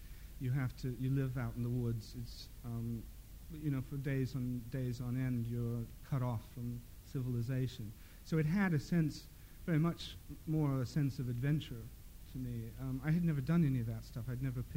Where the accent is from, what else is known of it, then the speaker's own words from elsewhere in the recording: Midwest, United States; moved away; also born or lived in the Dales; I grew up in the Midwest